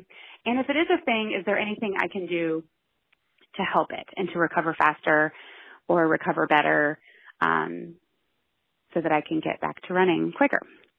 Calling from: Richmond, Virginia, United States; I'm calling from Richmond, Virginia.

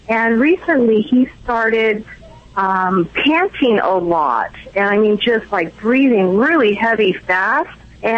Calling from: Laguna Beach, California, United States; Laguna Beach.

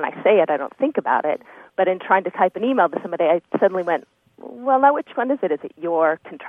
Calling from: La Jolla, California, United States; I'm calling from La Jolla, California.

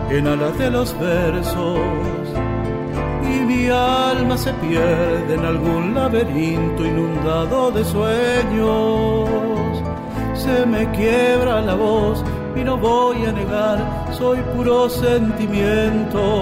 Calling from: Formosa, Argentina; Desde la provincia de Formosa los saluda …, intérprete folclórico nacional.

